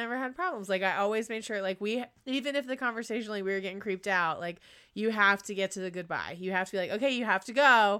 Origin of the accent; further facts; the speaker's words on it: North Carolina, United States; I'm from North Carolina, but I'm like, I'm also from the South, right? So everyone around us was like super religious. My house was very secular. And that in itself was a weird experience, like growing up in a secular house